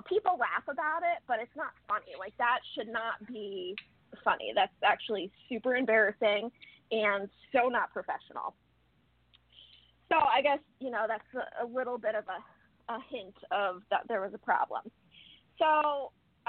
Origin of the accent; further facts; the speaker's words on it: Connecticut, United States; also born or lived in Rhode Island; I grew up in Connecticut